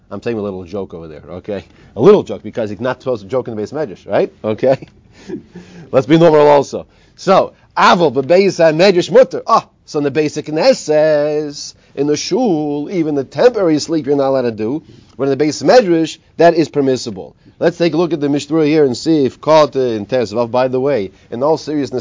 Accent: United States; I'm this American

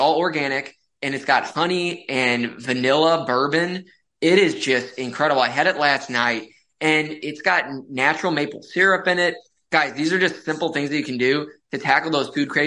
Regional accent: St. Louis, Missouri, United States; born and raised in St. Louis, Missouri, went to medical school in Kansas City.

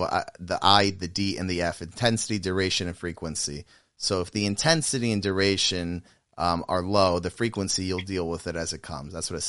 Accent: Atlanta, Georgia, United States; The same because I'm from Atlanta and I don't say Atlanta anymore.

